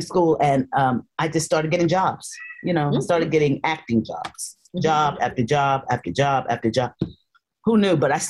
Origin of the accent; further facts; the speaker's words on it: Harlem, New York, United States; So when I got to Harlem, I'm from Harlem, but I'm not of it.